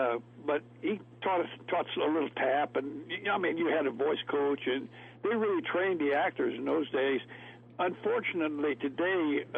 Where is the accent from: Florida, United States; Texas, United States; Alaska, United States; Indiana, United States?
Indiana, United States; Corydon; born or raised there; also born or lived in Kentucky; now in Hickory, United States